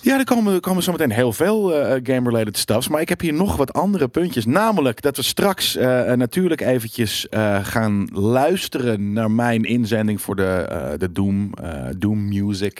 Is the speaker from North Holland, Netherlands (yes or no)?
yes; near Wormerveer, North Holland, Netherlands; het is vlakbij waar ik vandaan kom.